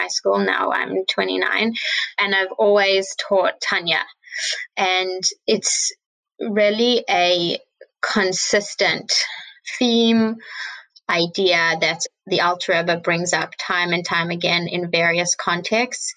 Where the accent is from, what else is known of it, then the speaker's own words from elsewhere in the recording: Johannesburg, Gauteng, South Africa; now in Crown Heights, United States; I grew up in Johannesburg, South Africa. I currently live in Crown Heights.